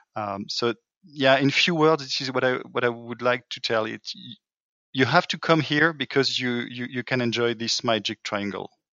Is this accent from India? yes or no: no; France; accent: French; English is a second language; my French accent